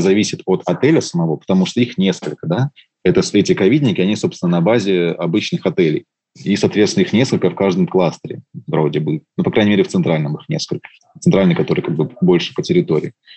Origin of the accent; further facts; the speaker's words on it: Russia; я из России